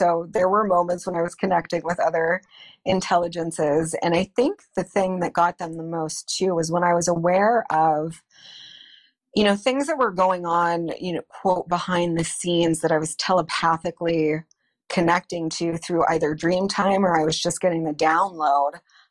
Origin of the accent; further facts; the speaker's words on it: Northeast Ohio, United States; I grew up in Northeast Ohio, about 45 minutes north of Cleveland.